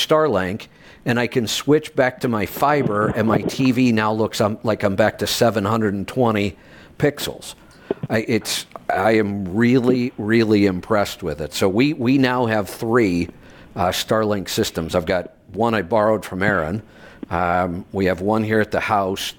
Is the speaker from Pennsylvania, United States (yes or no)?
no; Ohio, United States; moved away; also born or lived in Colorado; I grew up in the Midwest in Ohio in the snow belt between Cleveland and Buffalo